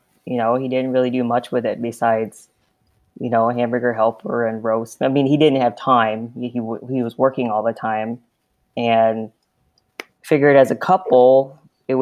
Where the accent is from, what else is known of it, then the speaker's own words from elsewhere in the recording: Southern California, United States; moved away as an adult; now in Nebraska, United States; I'm also from Southern California. Grew up pretty close to where Rick was. We moved out to Nebraska about 8 years ago